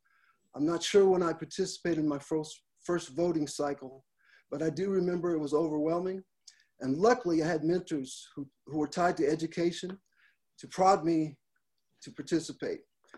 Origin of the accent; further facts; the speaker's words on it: Los Angeles, California, United States; born there; also born or lived in Frankfurt / Minot / Roswell; I was born in Los Angeles, California, and grew up in a military family environment, living in Frankfurt, Germany, Minot, North Dakota, and finally retiring in the great metropolis of Roswell, New Mexico.